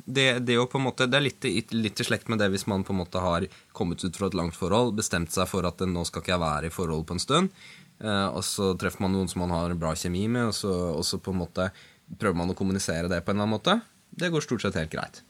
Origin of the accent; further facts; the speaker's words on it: Oslo, Norway; Jeg er fra Sankthanshaugen i Oslo